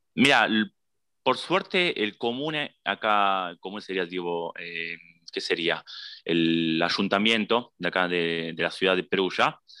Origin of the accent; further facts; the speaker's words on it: Buenos Aires, Argentina; moved away as an adult; also born or lived in Andorra; now in Italy; yo soy de Buenos Aires